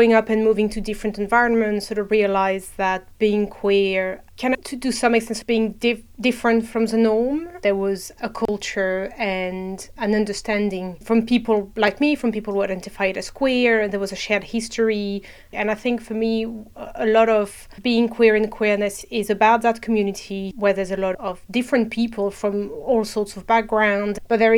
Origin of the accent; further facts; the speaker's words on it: France; moved away as an adult; now in United Kingdom; I'm originally from France, but moved to the UK about 10 years ago